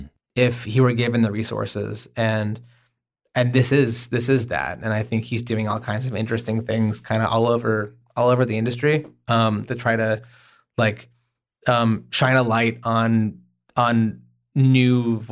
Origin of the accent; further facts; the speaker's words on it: Oklahoma, United States; I am from Oklahoma.